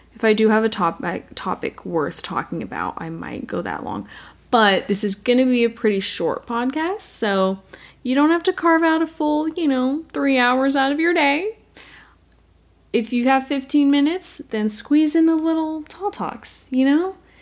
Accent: United States; I am American

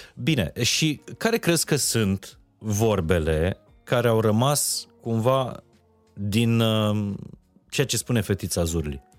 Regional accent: Transylvania, Romania; eu sunt din Ardeal

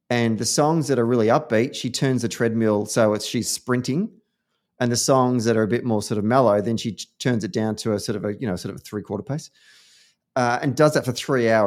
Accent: New England, United States; I'm a proud New Englander by default, and I am so proud.

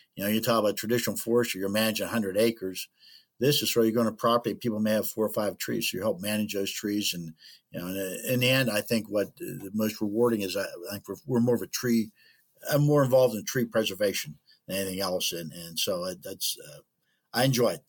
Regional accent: Clinton, United States; I grew up out in Clinton and wasn't a whole lot around there

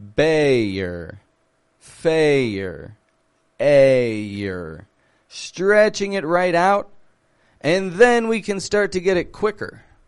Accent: Toronto, Ontario, Canada; I'm from Toronto, Canada

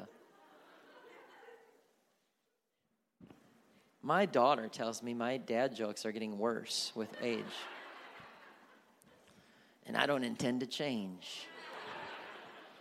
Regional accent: Milwaukee, Wisconsin, United States; moved away as an adult; now in Kansas City area, United States; I was born and raised in Milwaukee, Wisconsin, so I grew up a Green Bay Packer fan.

